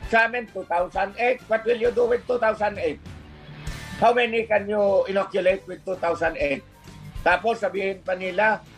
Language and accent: Tagalog; Philippines; also born or lived in Western Visayas (Region 6); Pilipino rin ako.